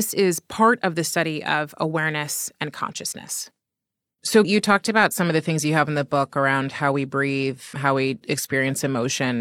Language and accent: English; Berkeley, California, United States; I was born in Berkeley, California